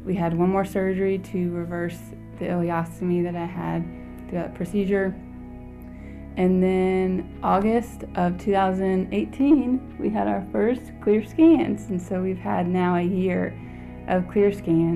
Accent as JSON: {"language": "English", "country": "United States", "tie": "born or raised there", "also_born_or_lived": "New Orleans, Louisiana / Dallas-Fort Worth, Texas", "moved": "as an adult", "lives_now": "Mathias, West Virginia, United States", "said": "I've grown up in cities, New Orleans, Louisiana, and Dallas-Fort Worth area in Texas"}